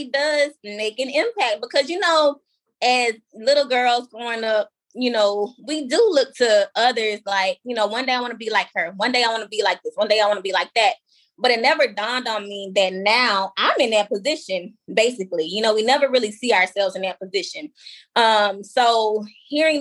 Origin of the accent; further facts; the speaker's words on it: Baton Rouge, Louisiana, United States; a pageant director in my hometown of Baton Rouge